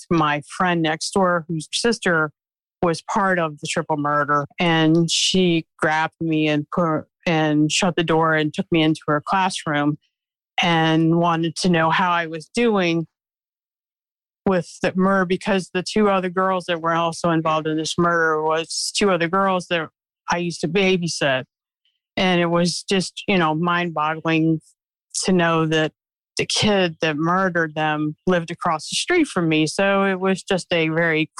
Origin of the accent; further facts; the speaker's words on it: Glen Burnie, Maryland, United States; now in Southern Delaware, United States; I'm presently in Southern Delaware. I'm from Maryland. I went to Martin Spalding High School